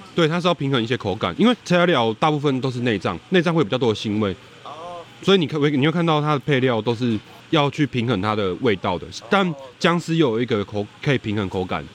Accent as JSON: {"language": "Chinese", "region": "Kaohsiung", "country": "Taiwan", "said": "我们高雄人会俗称，那叫黄小虎"}